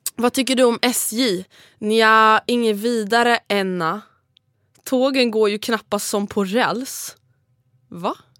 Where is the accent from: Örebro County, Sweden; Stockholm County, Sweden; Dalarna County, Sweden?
Stockholm County, Sweden; Stockholm; du och jag är dryga stockholmare